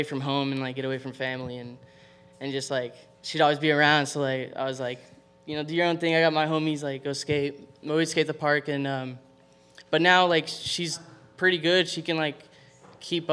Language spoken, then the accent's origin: English; Boca Raton, Florida, United States; also born or lived in Miami, Florida; I actually grew up in Boca Raton